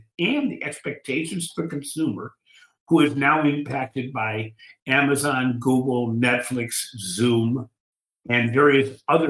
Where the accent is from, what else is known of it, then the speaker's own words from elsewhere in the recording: Cleveland, Ohio, United States; I'm from Cleveland, Ohio